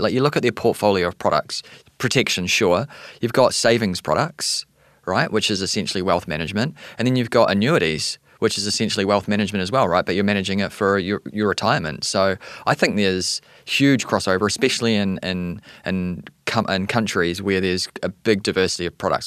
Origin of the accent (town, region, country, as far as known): New Zealand; accent: New Zealander; also born or lived in Canada; now in New York City, United States